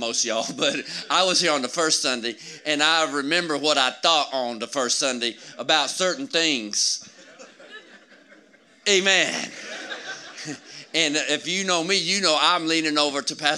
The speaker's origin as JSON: {"language": "English", "region": "Georgia", "country": "United States", "said": "I'm from Georgia."}